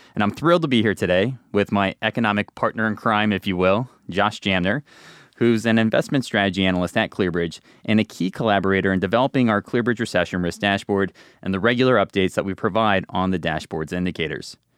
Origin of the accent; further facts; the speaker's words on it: New Jersey, United States; I'm from New Jersey.